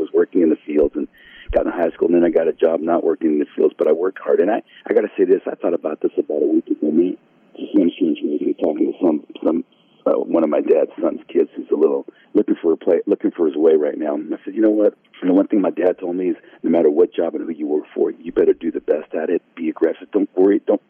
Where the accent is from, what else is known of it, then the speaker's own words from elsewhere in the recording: Napa, California, United States; first language Spanish; English is a second language; also born or lived in St. Helena, California; growing up in Napa Valley